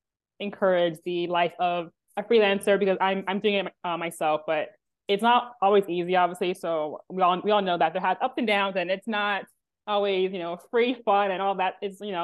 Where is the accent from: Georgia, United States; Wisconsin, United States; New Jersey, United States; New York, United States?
New York, United States; obviously I'm biased because I'm born and raised here. It's my hometown, my home.